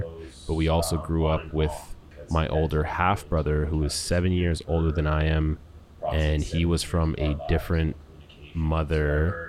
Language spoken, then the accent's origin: English; Winnipeg, Manitoba, Canada; So I was born and raised in Winnipeg, Manitoba in 1987. My mother is French Canadian, so she is from Quebec originally. My father is from St. Vincent, so although English is his only language, it's still a broken English.